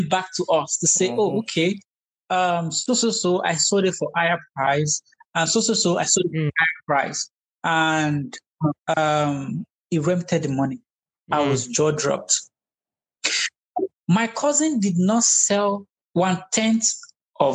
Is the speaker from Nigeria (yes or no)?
yes; Nigeria; now in United States; We're Nigerian, but now we're American